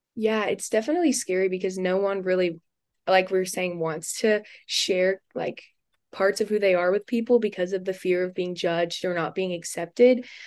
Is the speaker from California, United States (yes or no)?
no; Houston, Texas, United States; moved away as an adult; also born or lived in Louisiana; I'm also from Houston, Texas